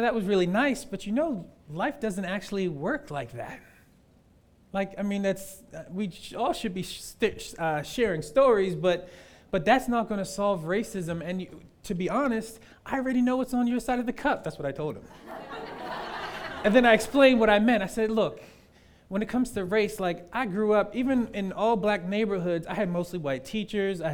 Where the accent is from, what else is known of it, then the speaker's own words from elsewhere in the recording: the North, United States; I'm from the North